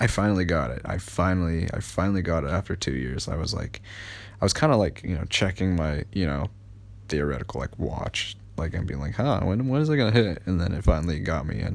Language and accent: English; United States; I am American